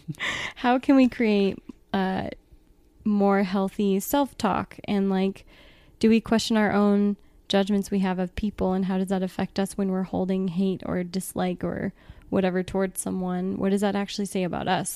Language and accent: English; Southern California, United States; also born or lived in Southern Oregon; now in Oregon, United States; I grew up in Southern California